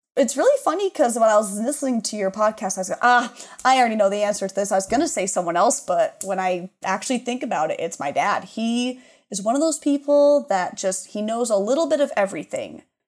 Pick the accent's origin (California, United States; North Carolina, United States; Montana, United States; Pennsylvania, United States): Montana, United States; Laurel; moved away as an adult; also born or lived in Chicago; I grew up in Laurel, Laurel Locomotive